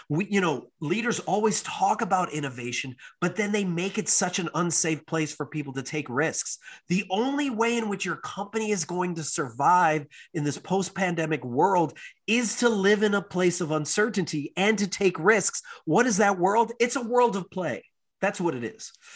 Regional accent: United States

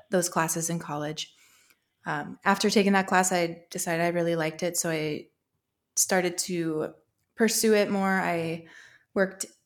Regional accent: Show Low, Arizona, United States; i grew up in Show Low arizona actually outside of town so it was a really country rural setting

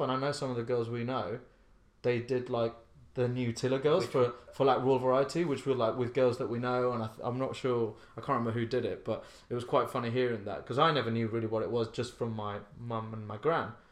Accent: Ibiza, Balearic Islands, Spain; moved away as an adult; also born or lived in Slough; now in London, United Kingdom; I grew up in Ibiza, and I danced from when I was eight

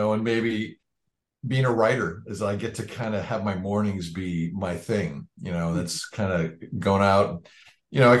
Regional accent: Marin County, California, United States; moved away as an adult; also born or lived in Los Angeles; I came from Marin County, you know, across the Golden Gate Bridge from San Francisco

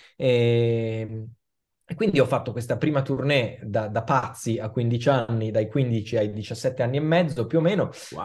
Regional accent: Milan, Lombardy, Italy; io sono nato e cresciuto a Milano

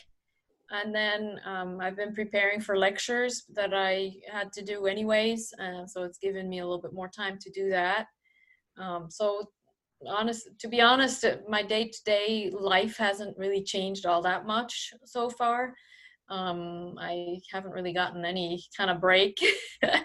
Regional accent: Switzerland; moved away as an adult; now in United States; growing up in Switzerland

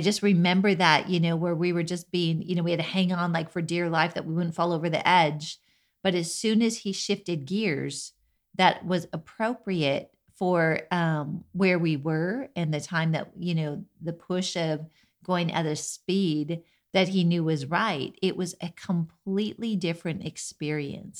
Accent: Minnesota, United States; I grew up in Minnesota

